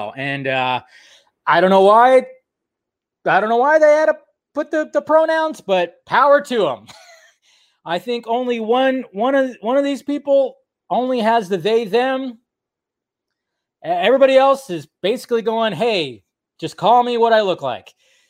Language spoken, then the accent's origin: English; the South, United States; I come from the South, the deep South.